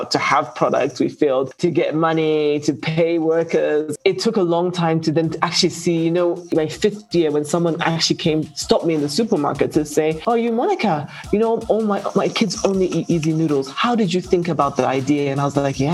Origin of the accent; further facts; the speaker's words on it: Zambia; I come from Zambia, and Zambia is, apart from mining, grows a lot of commodities